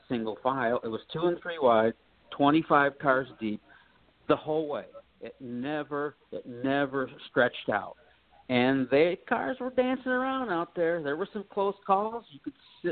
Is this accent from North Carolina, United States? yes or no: no; Toledo, Ohio, United States; My hometown. Yay, Toledo